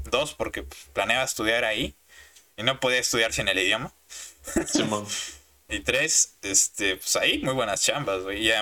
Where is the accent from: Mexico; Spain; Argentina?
Mexico; y soy de México.